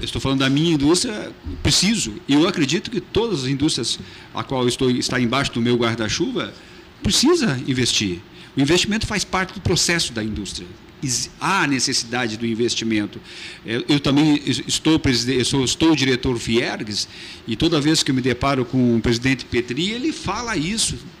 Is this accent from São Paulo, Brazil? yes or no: no; Fernando Osório, Rio Grande do Sul, Brazil; sou natural da Fernando Osório